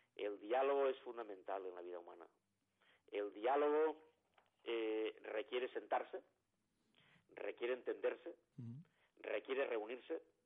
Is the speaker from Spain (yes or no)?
yes; Valencian Community, Spain; Y yo, como soy valenciano